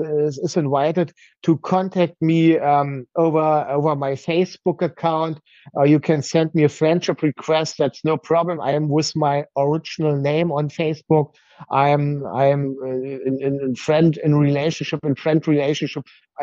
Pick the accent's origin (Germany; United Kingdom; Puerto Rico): Germany; Berlin; English is a second language; moved away as an adult; now in northern Germany; It's my hometown for over 40 years, yeah. And I lived in Berlin for 40 years. Now I'm living in the north